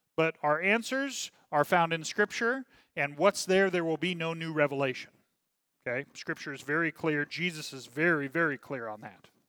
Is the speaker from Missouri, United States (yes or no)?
yes; Kansas City, Missouri, United States; I'm from Kansas City